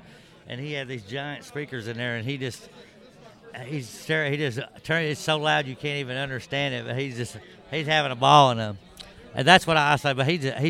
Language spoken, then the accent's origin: English; the South, United States; I'm from the South